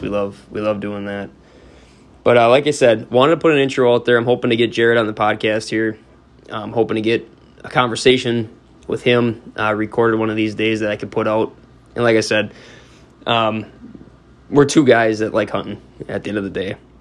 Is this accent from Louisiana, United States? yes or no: no; Northeast Wisconsin, United States; I grew up in Northeast Wisconsin